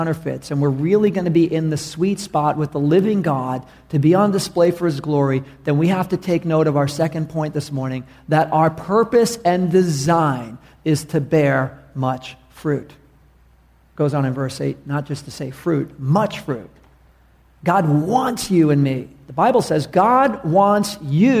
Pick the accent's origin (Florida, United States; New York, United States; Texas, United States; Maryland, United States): New York, United States; New York City; moved away; I was from New York City